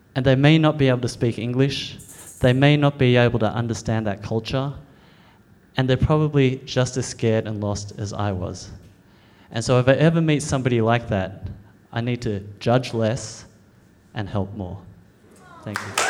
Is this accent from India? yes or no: no; Australia; I'm an Australian born Chinese. I, I was born in Australia, I eat Vegemite, I play cricket